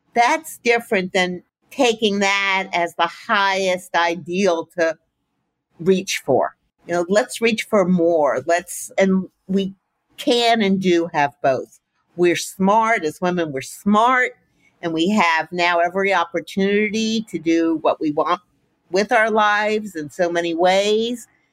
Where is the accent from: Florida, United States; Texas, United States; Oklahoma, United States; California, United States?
Florida, United States; Miami; I grew up in Miami